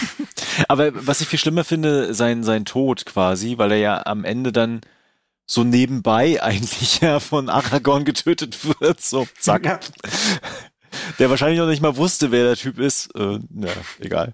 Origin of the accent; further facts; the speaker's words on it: Mecklenburg-Vorpommern, Germany; hier in, in Mecklenburg, wo ich herkomme